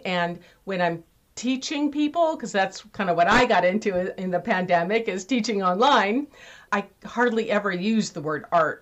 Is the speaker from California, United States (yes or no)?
yes; California, United States; I had horses and rode around Lake Tahoe, where I grew up in California